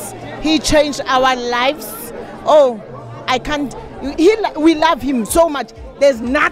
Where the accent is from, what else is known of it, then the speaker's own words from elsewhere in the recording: Pretoria, Gauteng, South Africa; I'm from Pretoria, South Africa. I'm here in Malawi to welcome my father, my papa.